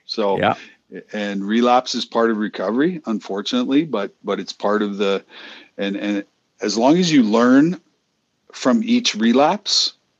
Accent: Boston, Massachusetts, United States; talking about hockey and growing up in Boston, being a Bruins fan, a Red Sox fan, a Celtics fan, you know.

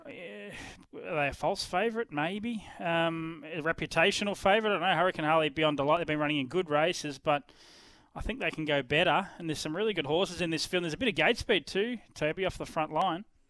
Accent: Ballarat, Victoria, Australia; I'm not in my hometown of Ballarat today

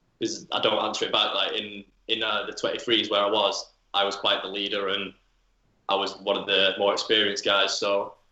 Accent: Manchester, North West England, United Kingdom; I grew up a United fan. Yeah, I was from

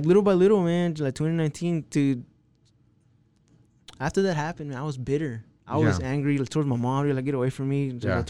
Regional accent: Texas, United States; I'm from Texas.

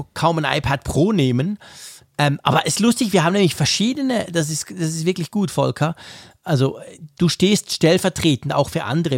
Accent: Switzerland; hier bei uns in der Schweiz

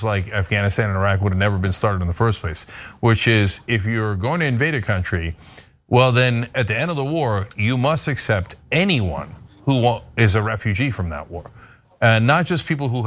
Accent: Turkey; now in United States; I grew up in Turkey and then came here.

